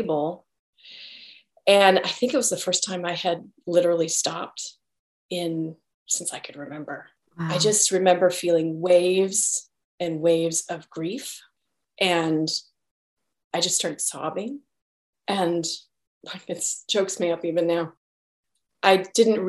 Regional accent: Salt Lake City, Utah, United States; now in San Francisco Bay Area, United States; I grew up in Salt Lake, but came to the Bay Area during all the technology boom.

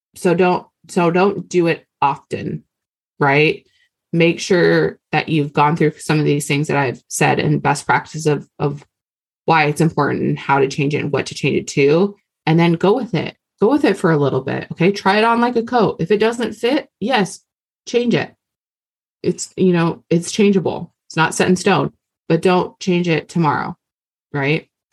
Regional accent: Hawaii, United States; I'm Hawaiian

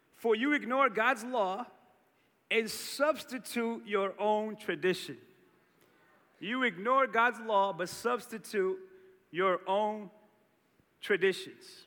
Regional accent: Cape Verde; Growing up in Cape Verde, we had this tradition around Christmas

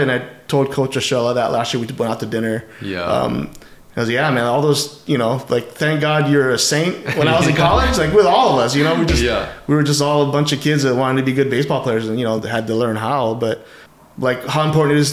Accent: Wahiawa, Hawaii, United States; growing up in Wahiawa, you know, I had always gone to the schools in town.

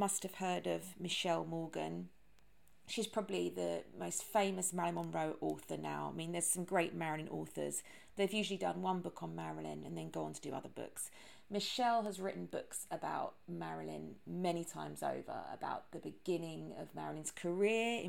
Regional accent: London, United Kingdom; accent: British; also born or lived in United States; being British and living in London and grew up in London

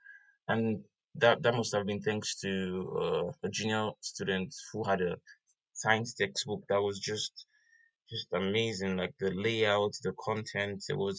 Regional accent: Nigeria; moved away as an adult; now in Washington, United States; a Nigerian international graduate student here at Washington State University. I had my undergrad in physics, electronics in Nigeria, my home country

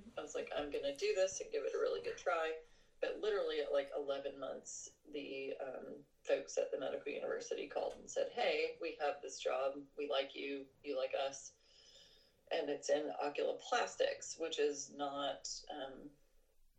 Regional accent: Charleston, United States; there were no neurology jobs in Charleston, where that's my hometown

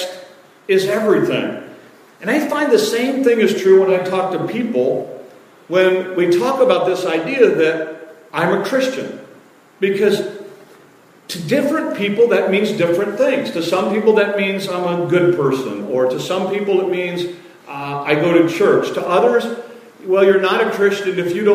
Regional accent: Detroit and Chicago, Midwest, United States; moved away; I grew up in Detroit and Chicago

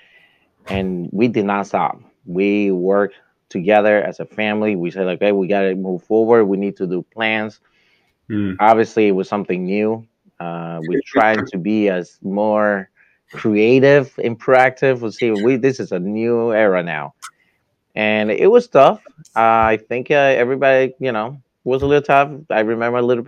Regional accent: New York City, New York, United States; moved away as an adult; also born or lived in Washington, D.C.; now in Florida, United States; I grew up in New York. I lived there for 29 years

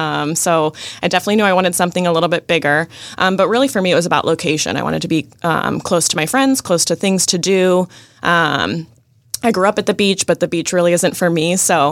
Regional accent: Ponte Vedra, Florida, United States; also born or lived in Springfield, Jacksonville; I'm actually from the area. I grew up in Ponte Vedra, but I spent the past, oh gosh, like 8 years out of the area doing medical school and residency

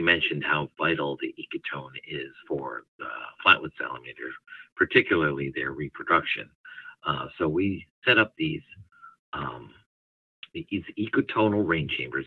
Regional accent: Northeast, United States; now in Southeastern United States; I ended up in the southeastern United States. I'm originally from the Northeast

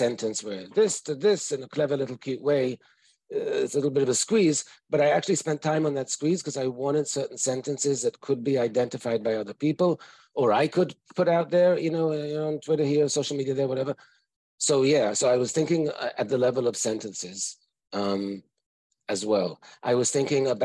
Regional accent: United States; I'm an American psychologist.

